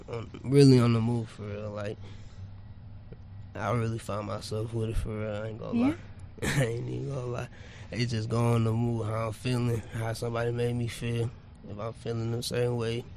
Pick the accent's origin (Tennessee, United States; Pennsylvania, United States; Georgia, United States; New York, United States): Tennessee, United States; Paris; now in Detroit, United States; growing up in Tennessee